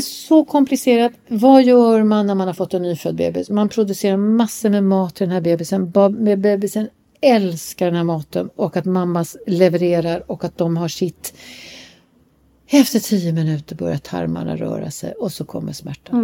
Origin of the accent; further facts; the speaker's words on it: Sweden; vi kommer ju från Sverige